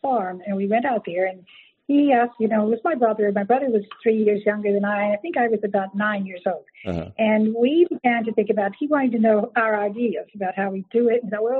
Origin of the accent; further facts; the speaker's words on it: San Antonio, Texas, United States; moved away; also born or lived in New York City / western New Jersey; We grew up in Texas in San Antonio